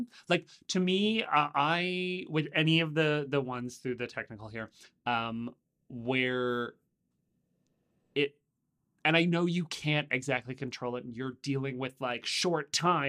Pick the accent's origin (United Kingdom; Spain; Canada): Canada; Oakville, Ontario; I grew up in Oakville